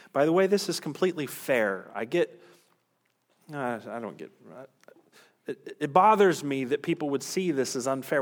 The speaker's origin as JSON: {"language": "English", "country": "United States", "said": "American Christians"}